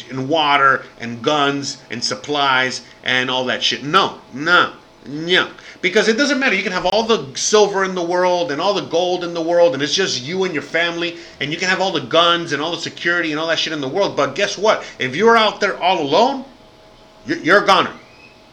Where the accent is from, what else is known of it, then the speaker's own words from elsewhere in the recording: Miami, Florida, United States; moved away as an adult; I'm American, born and raised, dirty, dirty South